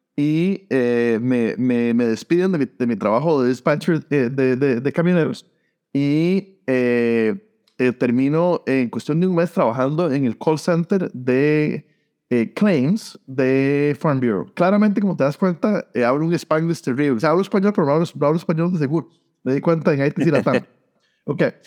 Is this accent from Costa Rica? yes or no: yes; San José, Costa Rica; moved away as an adult; also born or lived in Iowa / Columbus / Phoenix / Sacramento; now in United States; Yo, yo eh, nací y crecí en Costa Rica, eh, en San José, y me vine a los 19 años a Estados Unidos